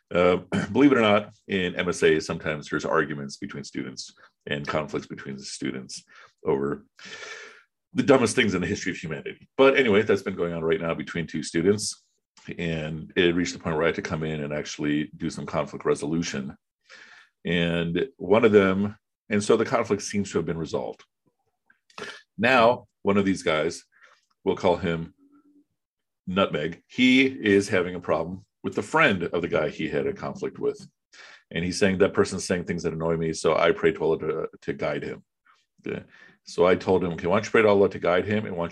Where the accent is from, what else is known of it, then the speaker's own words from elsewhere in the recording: Pakistan; I was born in Pakistan, and my late grandfather, was part of the Pakistan movement